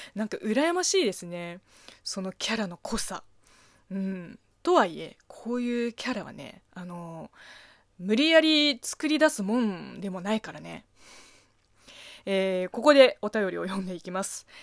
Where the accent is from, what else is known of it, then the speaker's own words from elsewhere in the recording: China; Japanese is a second language; moved away as an adult; now in Japan; 中国生まれ、中国育ち